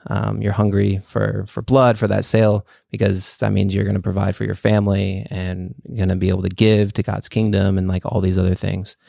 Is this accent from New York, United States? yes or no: no; California, United States; also born or lived in Chihuahua, Mexico; in second grade, I moved from California to, uh, Mexico, and we lived there for, like, six months